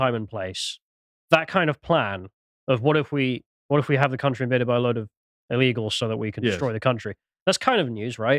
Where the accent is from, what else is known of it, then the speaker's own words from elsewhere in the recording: Nigeria; I'm from Nigeria.